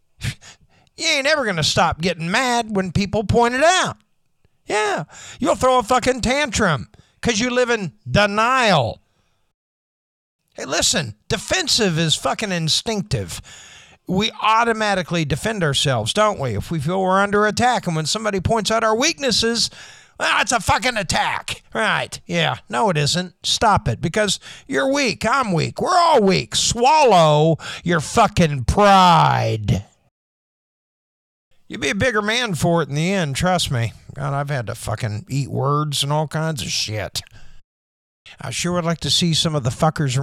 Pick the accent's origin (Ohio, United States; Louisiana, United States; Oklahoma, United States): Oklahoma, United States; Oshelade; When I was a kid in my hometown of Oshelade, Oklahoma